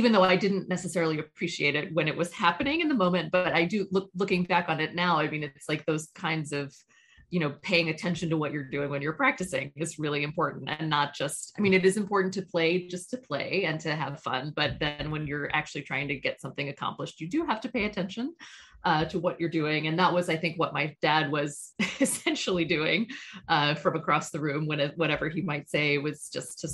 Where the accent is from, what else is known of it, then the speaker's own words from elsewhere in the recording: Georgia, United States; I'm originally from Georgia